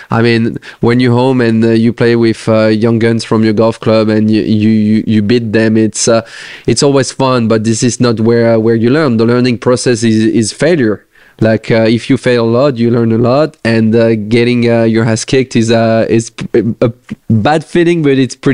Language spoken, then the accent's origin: English; France; English is a second language; share some moments with uh, the other French players.